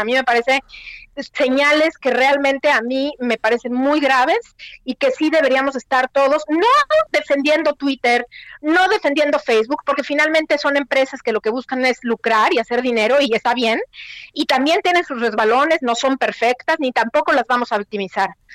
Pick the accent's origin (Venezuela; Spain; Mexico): Mexico; moved away as an adult